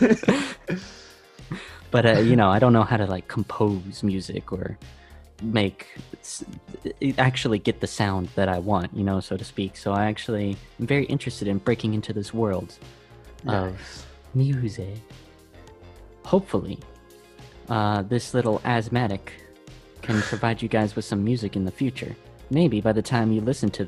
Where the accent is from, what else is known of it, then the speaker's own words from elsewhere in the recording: United States; I come from America